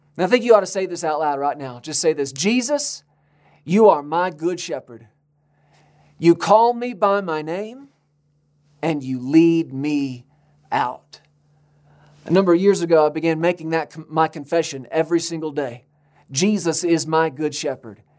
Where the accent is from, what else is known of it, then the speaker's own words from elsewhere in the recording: United States; we're Americans